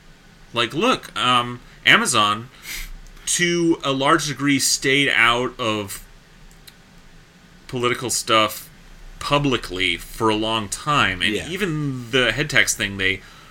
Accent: Seattle, Washington, United States; but I'm from Seattle and I am here to demonize the successful.

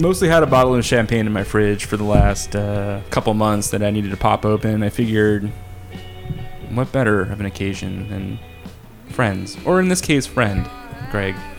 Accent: California, United States; now in Seattle, United States; I grew up in California where it's just like your summer is stark, zero clouds uh, zero wind, no breeze.

